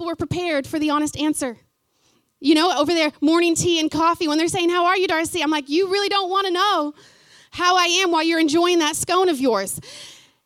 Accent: Fort Gibson, Oklahoma, United States; moved away as an adult; now in New Zealand; before I left my hometown of Fort Gibson, small hometown

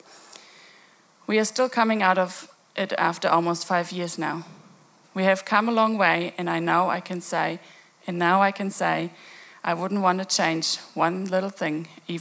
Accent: Germany; I have been born and growing up in Germany

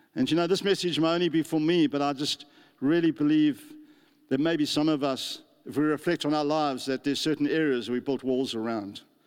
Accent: South Africa; moved away as an adult; now in New Zealand; I come from South Africa

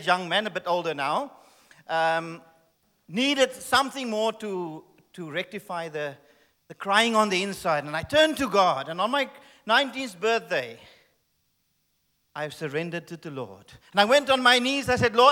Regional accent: Cape Town, Western Cape, South Africa; Yes, I am South African. And thank you. And I was born in Cape Town

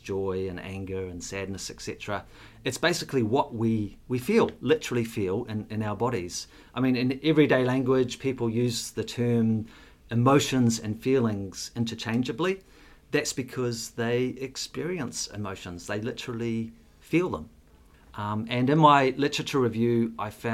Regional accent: Auckland, New Zealand; also born or lived in Singapore; I grew up in West Auckland.

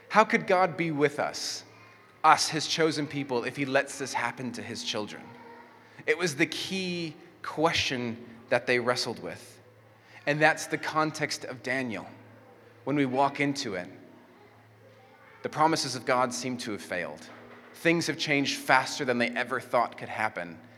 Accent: Mexico; first language Spanish; English is a second language; And I grew up in Mexico, so I knew how to speak Spanish, and I didn't know how to speak English.

